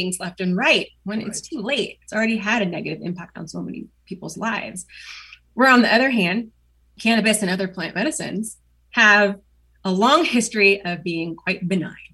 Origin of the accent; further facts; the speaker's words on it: Portland, Oregon, United States; also born or lived in Beaverton, Oregon / West Linn, Oregon / Durham, North Carolina; I grew up in Oregon. See, I was born in Portland